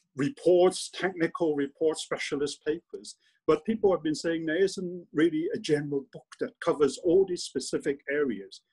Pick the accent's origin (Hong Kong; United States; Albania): Hong Kong; moved away as an adult; also born or lived in London; I was born in Hong Kong, and I was. I did my primary and secondary education in Hong Kong.